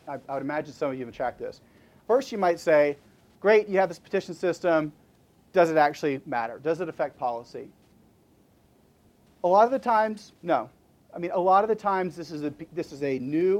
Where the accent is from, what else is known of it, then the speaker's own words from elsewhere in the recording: Huntsville, Alabama, United States; I'm from Huntsville, Alabama